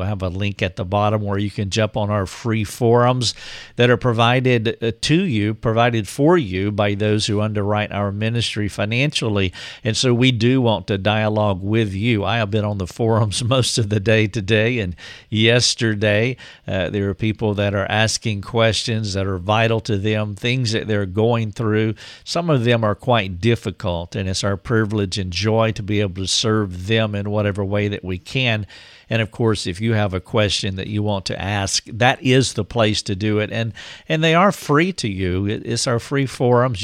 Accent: North Carolina, United States; my hometown in North Carolina

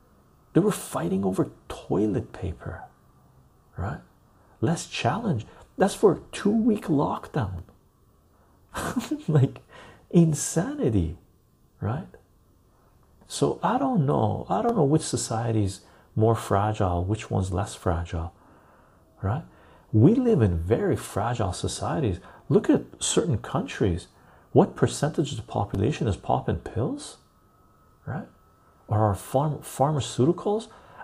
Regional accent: United Kingdom; but I am British.

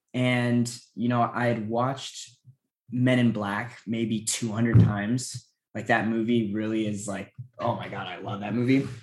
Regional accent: Los Angeles, California, United States; I'm born and raised in Los Angeles

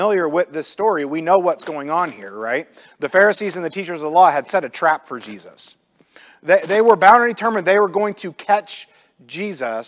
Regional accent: Illinois, United States; I grew up in the Midwest. I grew up in Illinois.

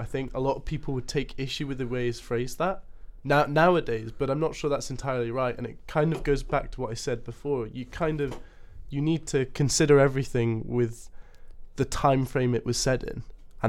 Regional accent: Scotland, United Kingdom; I am Scottish

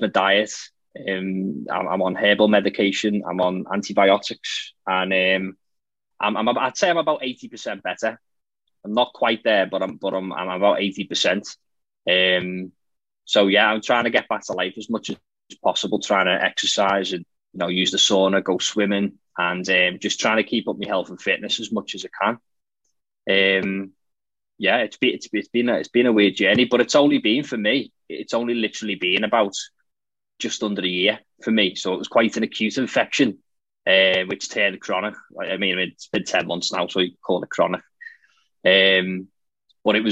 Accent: Liverpool, North West England, United Kingdom; I'm from Liverpool in the UK, in England.

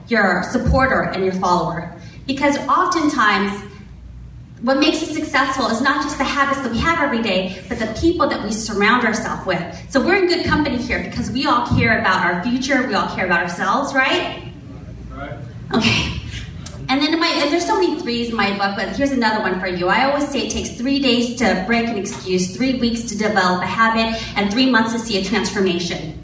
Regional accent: Elk Grove, California, United States; also born or lived in San Francisco; I grew up here in Elk Grove. Not here, this is Rancho, but Elk Grove

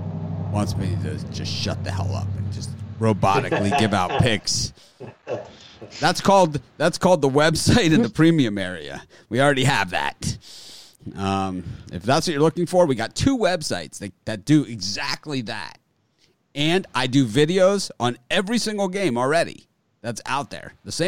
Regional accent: Florida, United States; I'm from Florida, which is more geographically south than the deep south.

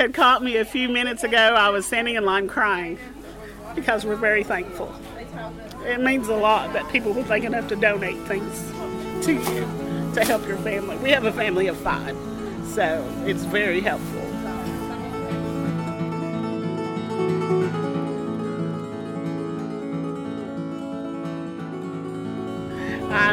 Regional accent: Knott County, Kentucky, United States; now in Letcher County, Kentucky, United States; I currently live here in Letcher County in Craft Collie, and I'm originally from Knott County

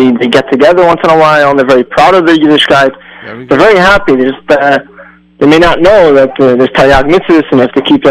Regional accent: Cleveland, Ohio, United States; I grew up in Cleveland, Ohio

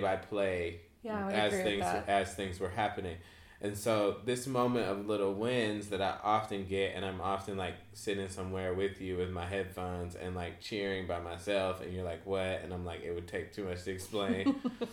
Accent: North Carolina, United States; we're from North Carolina

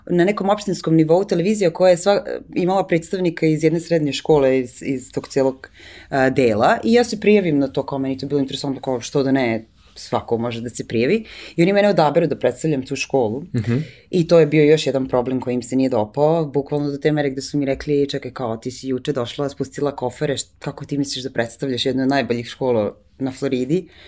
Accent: Serbia; moved away as an adult; also born or lived in New York; pa ja sam iz Srbije

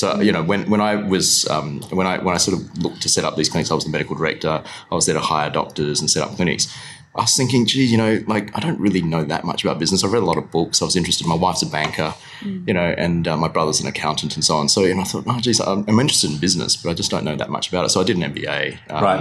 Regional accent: Perth, Western Australia, Australia; also born or lived in Kuala Lumpur, Malaysia; I've got family there, but I grew up in Perth for sure

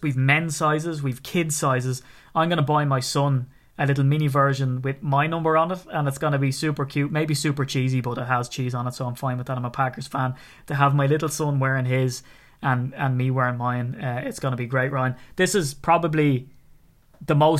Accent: Ireland; from being an Irishman

